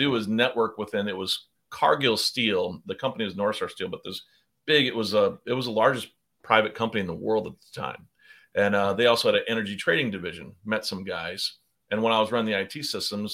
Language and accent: English; South Dakota, United States; moved away as an adult; also born or lived in Arizona / Chicago; I grew up in South Dakota